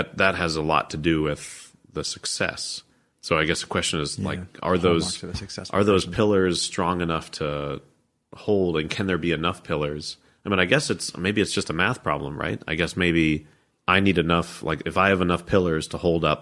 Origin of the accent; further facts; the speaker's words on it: United States; I'm American